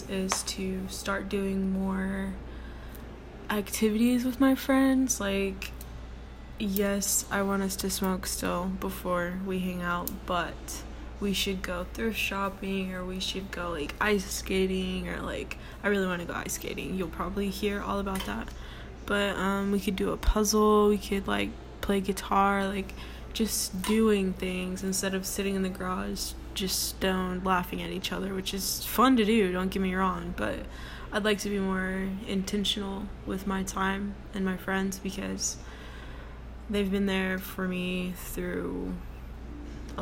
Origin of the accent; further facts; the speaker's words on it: Texas, United States; I'm from Texas and I'm 20 years old.